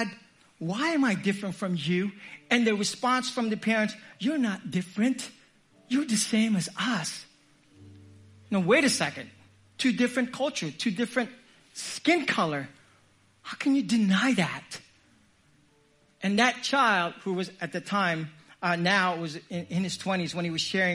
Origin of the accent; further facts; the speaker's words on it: Philippines; I'm Filipino.